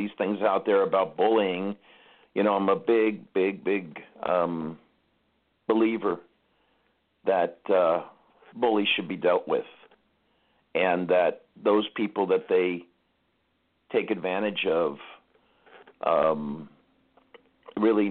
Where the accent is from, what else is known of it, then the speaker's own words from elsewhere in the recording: Los Angeles, California, United States; I grew up in Los Angeles.